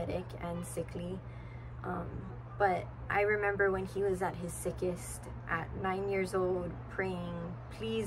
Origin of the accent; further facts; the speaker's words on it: Hilo, Hawaii, United States; I was born and raised in Hilo on the Big Island in a big family.